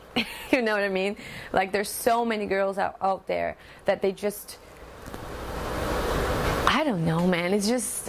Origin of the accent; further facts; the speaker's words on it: Joinville, Santa Catarina, Brazil; English is a second language; I am from Brazil. I'm from the South. My state is called Santa Catarina and a town called Joinville.